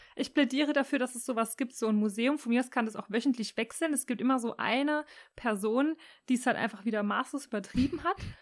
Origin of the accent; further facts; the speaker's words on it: Rhineland-Palatinate, Germany; ich als Pfälzerin